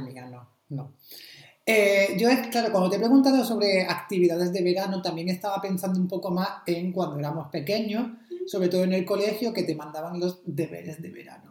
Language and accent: Spanish; Almería, Andalusia, Spain; moved away; todos vienen de, mi pueblo aquí